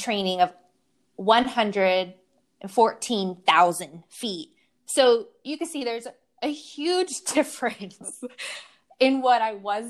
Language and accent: English; San Francisco, California, United States; now in Sausalito, United States; I'm from San Francisco